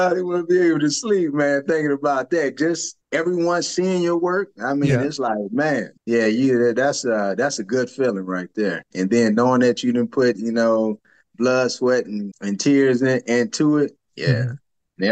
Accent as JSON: {"language": "English", "region": "Michigan", "country": "United States", "moved": "as an adult", "lives_now": "Atlanta, United States", "said": "I'm from Michigan"}